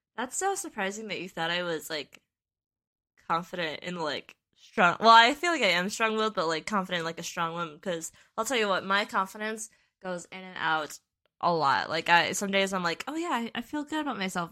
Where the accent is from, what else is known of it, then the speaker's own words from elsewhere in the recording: Western Wisconsin, United States; we grew up in Western Wisconsin